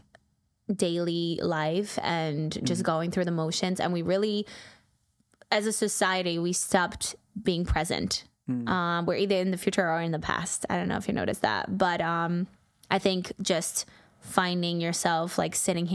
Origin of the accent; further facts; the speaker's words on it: Poland; moved away as an adult; also born or lived in New York; now in United States; I am from Poland. I moved to America 9 years ago.